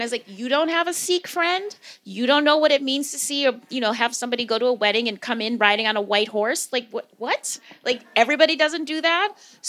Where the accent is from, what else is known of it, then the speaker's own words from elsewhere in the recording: Wisconsin, United States; also born or lived in Morocco / Spain; I consider myself a quirky Black girl. That's not an official designation, but that's how I think of myself. And I grew up in Caucasia, which is also known as Wisconsin.